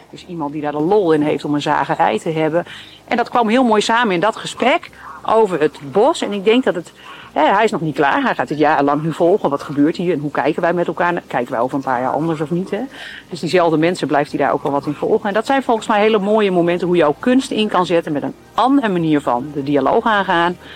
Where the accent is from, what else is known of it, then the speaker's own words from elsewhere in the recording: Groningen, Netherlands; Maar Zeeland voelt als thuis. Als Groninger van de zeeklei.